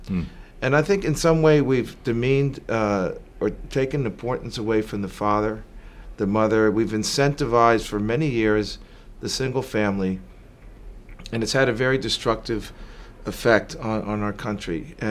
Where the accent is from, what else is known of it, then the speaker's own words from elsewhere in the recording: Teaneck, New Jersey, United States; born there; also born or lived in Spain / Puerto Rico / California / Florida; Well, I was born in Jersey. They say you're from Jersey, what exit? I was born in Teaneck, New Jersey. But I've lived around the globe, actually, in Spain, Puerto Rico, California, Florida, across the U.S.